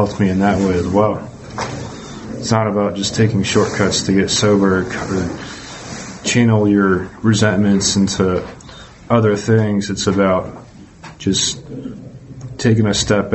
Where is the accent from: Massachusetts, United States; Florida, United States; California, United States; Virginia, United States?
Massachusetts, United States; also born or lived in Georgia, United States; I'm from Massachusetts, but I used to live in Georgia and then moved back to Massachusetts